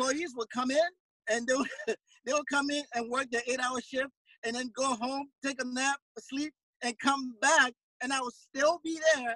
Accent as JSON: {"language": "English", "town": "Monrovia", "region": "Montserrado", "country": "Liberia", "moved": "yes", "said": "I'm from Monrovia, Liberia, which is in West Africa. So I'm an immigrant to this country"}